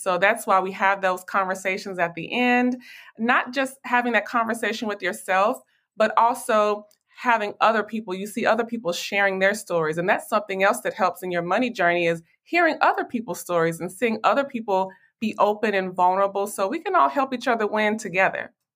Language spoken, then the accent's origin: English; Nashville, Tennessee, United States; now in Dallas, United States; I am originally from Nashville, Tennessee, but I currently live here in Dallas, Texas.